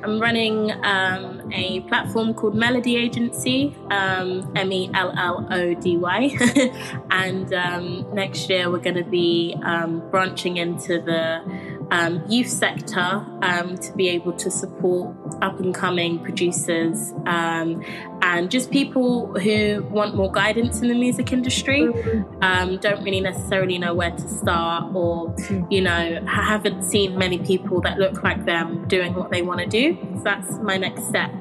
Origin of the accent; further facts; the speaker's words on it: London, United Kingdom; I grew up in Camden in London